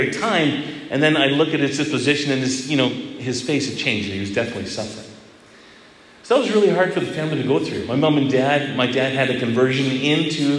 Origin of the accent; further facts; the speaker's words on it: Edmonton, Alberta, Canada; I grew up in Edmonton, Alberta, and my mom was involved in the renewal there